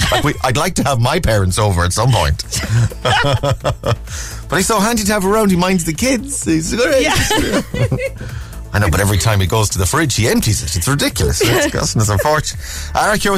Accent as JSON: {"language": "English", "town": "Ballina", "region": "Connacht", "country": "Ireland", "also_born_or_lived": "Coolock, Dublin", "moved": "yes", "said": "I'm actually from Mayo, I'm from the west of Ireland, but when I lived in Coolock, we lived in Coolock for about 7 or 8 years."}